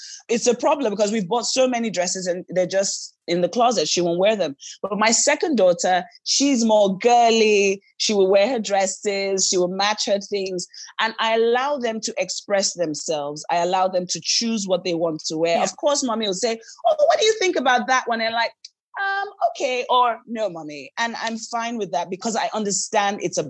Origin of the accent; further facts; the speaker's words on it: Lagos, Nigeria; also born or lived in Bayelsa; I was born here, but I'm from Bayelsa, which is the south part of Nigeria, which is the Niger Delta.